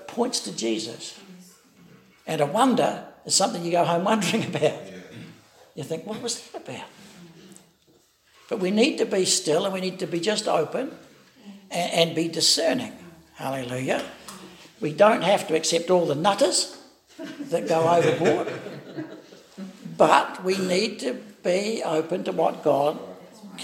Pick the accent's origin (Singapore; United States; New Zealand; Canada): New Zealand; Wellington; I was brought up in the Elam Church in Wellington